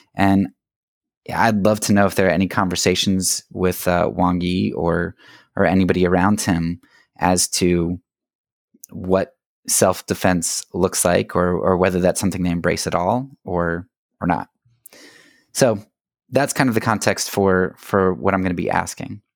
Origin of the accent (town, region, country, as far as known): United States